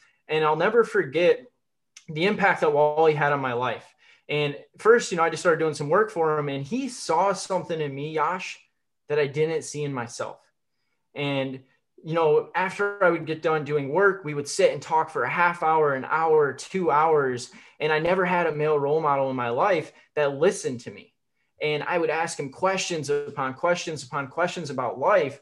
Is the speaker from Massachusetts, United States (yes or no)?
no; Michigan, United States; I was born in Michigan